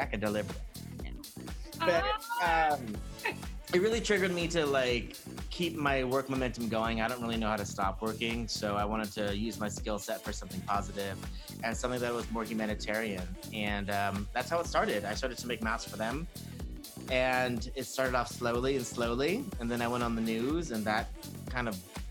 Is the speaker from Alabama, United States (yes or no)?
no; Hacienda Heights, California, United States; also born or lived in Orange County / Hollywood / New York; I grew up in East LA County in Hacienda Heights